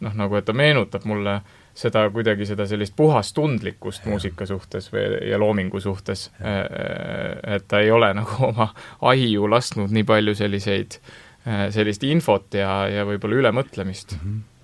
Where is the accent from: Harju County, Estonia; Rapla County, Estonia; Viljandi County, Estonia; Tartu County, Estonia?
Rapla County, Estonia; Rapla; ma ise olen pärit Raplast